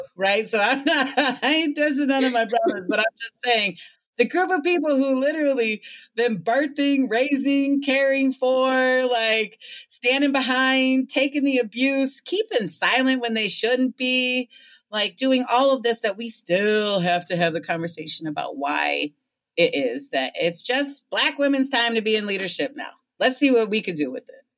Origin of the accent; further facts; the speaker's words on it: Ann Arbor, Michigan, United States; now in Detroit, United States; I'm in Detroit now, but I'm from Ann Arbor, Michigan